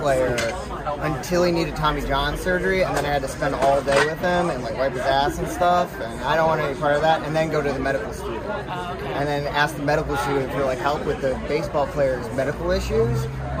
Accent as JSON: {"language": "English", "region": "the South", "country": "United States", "said": "I look like an amazing person from the South."}